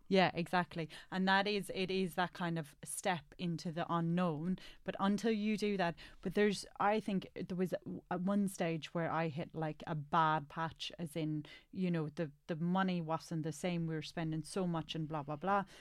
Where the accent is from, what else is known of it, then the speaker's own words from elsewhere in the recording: Ireland; now in England; as Irish